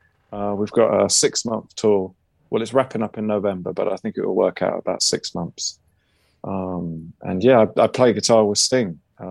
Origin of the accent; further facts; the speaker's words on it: London, United Kingdom; also born or lived in Copenhagen; because I'm from London.